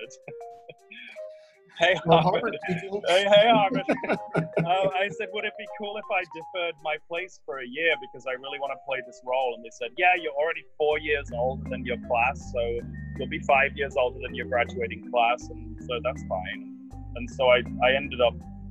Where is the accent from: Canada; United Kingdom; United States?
United Kingdom; moved away; also born or lived in London; as a British citizen